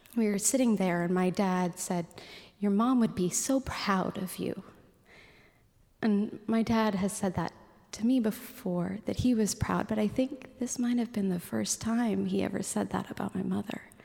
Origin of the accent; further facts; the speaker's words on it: Anchorage, Alaska, United States; any other kid growing up in Anchorage